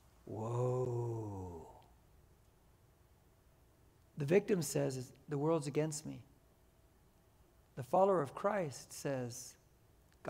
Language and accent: English; United States; I am first and foremost, I'm an American